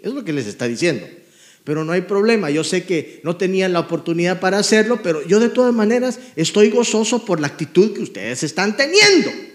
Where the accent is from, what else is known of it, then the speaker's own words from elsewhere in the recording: Guatemala; moved away; Yo vengo de Guatemala, crecí pobremente.